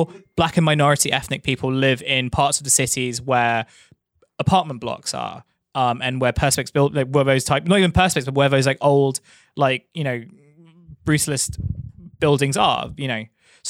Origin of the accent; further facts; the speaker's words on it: London, United Kingdom; the place where I grew up in Thamesmead